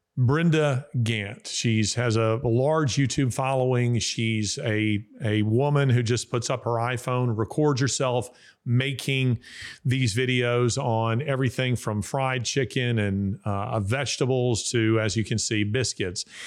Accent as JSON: {"language": "English", "region": "the South", "country": "United States", "said": "I am a Southerner, uh, and I mean a, a, a real Southerner of the old school"}